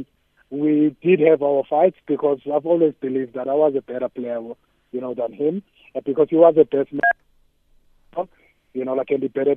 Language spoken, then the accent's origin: English; Soweto, Gauteng, South Africa; Like any other township boy, I mean, like I'm from Soweto, you know, like in Orlando East